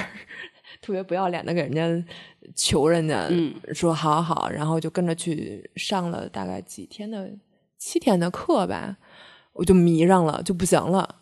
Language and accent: Chinese; China; 我们中国人